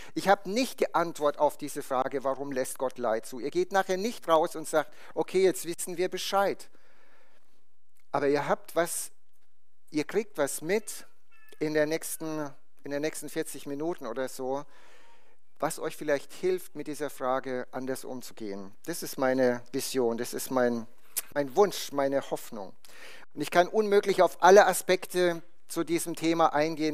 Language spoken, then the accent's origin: German; Bad Kissingen, Bavaria, Germany; bei uns in der Gemeinde in Bad Kissingen, wo ich herkomme. Das ist im Norden von Bayern.